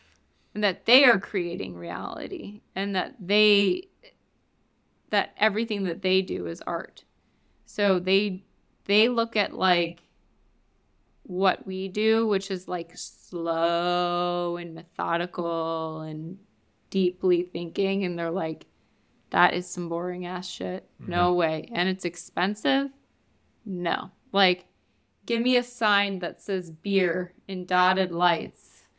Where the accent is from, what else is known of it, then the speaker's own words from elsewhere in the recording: New York, United States; And I know this because I'm from New York.